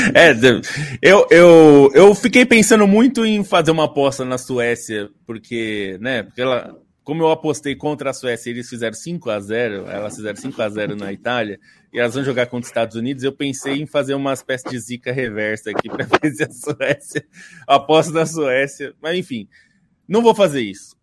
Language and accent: Portuguese; Brazil; nós somos brasileiros, estamos no Brasil